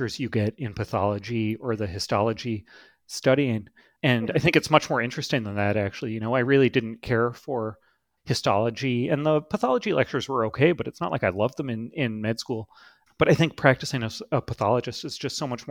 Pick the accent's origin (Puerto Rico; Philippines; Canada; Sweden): Canada; Toronto, Ontario; now in Boston, United States; I originally grew up in Toronto, Canada